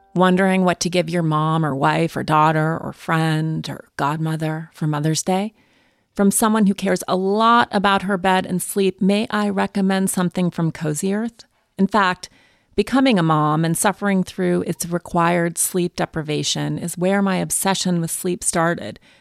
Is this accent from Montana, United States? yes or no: yes; Montana, United States; I grew up in Montana.